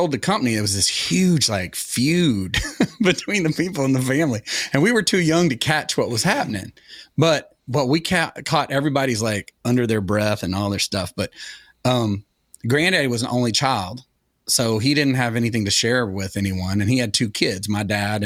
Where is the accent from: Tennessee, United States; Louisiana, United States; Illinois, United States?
Tennessee, United States; Sevierville; moved away; also born or lived in Atlanta, Georgia; I grew up in Sevierville, which was really the big town